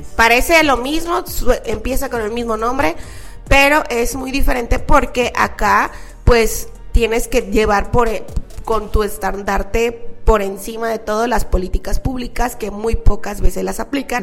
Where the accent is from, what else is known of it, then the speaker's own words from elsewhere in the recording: Mexico; me fui hasta la Ciudad de México porque yo soy de provincia